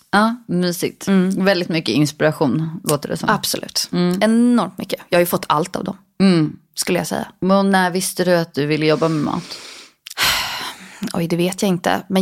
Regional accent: Stockholm, Stockholm County, Sweden; also born or lived in Lidingö; Jag växte upp i Stockholm, på Östermalm eh, med mamma, pappa och min bror. Och sen så när jag var tio så flyttade vi utanför stan mm. till Lidingö.

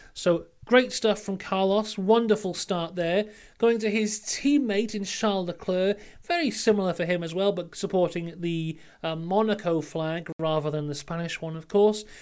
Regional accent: Wrexham, Wales, United Kingdom; I am from Wrexham.

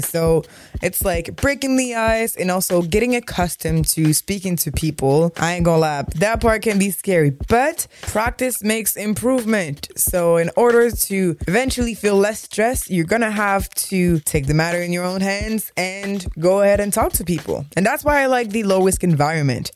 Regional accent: Montreal, Quebec, Canada; accent: thick Quebec accent; I was born and raised in Montreal

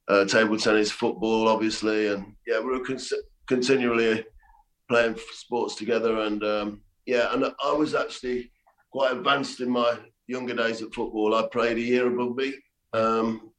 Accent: Leicester, East Midlands, United Kingdom; moved away as an adult; also born or lived in Tenerife / Ibiza; I was born in Leicester. And I was raised there till I was 26 years old

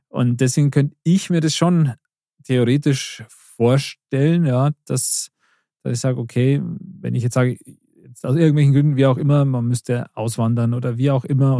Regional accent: the other side of Munich, Bavaria, Germany; wo ich jetzt wohne, da bin ich auch nicht aufgewachsen oder so, da komme ich mhm. auch nicht her, sondern von, von, von der anderen Seite von München

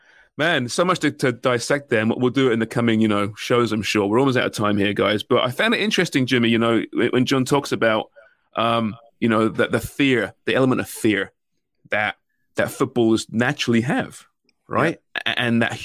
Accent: Canada; I think, as a Canadian soccer fan, you don't need to worry about.

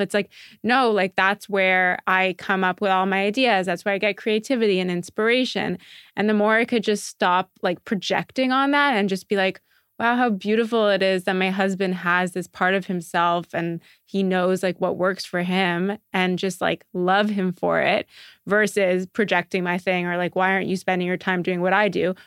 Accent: Montreal, Quebec, Canada; moved away as an adult; I'm from Montreal originally

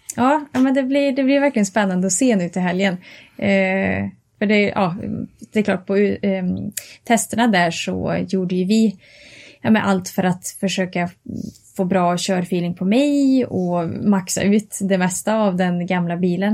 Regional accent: Karlstad, Värmland, Sweden; jag kommer ifrån eh, Värmland och Karlstad

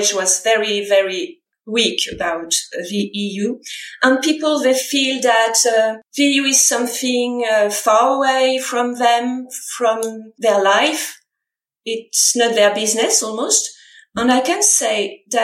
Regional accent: France; English is a second language

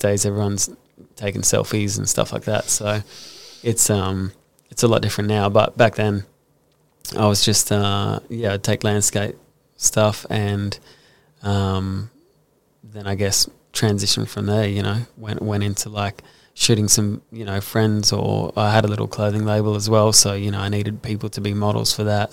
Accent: Brisbane, Queensland, Australia; also born or lived in Gold Coast; I grew up in Brisbane

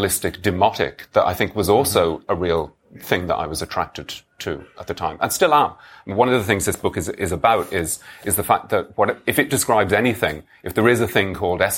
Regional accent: Dublin, Leinster, Ireland; as a teenager growing up in Dublin

